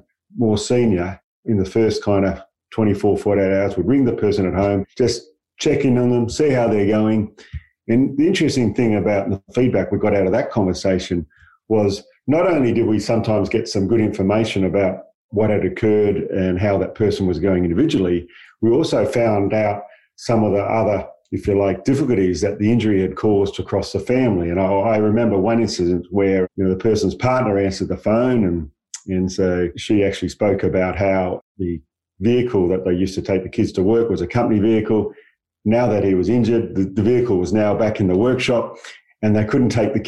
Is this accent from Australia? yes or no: yes; Perth, Western Australia, Australia; I grew up in Perth, really working kind of class background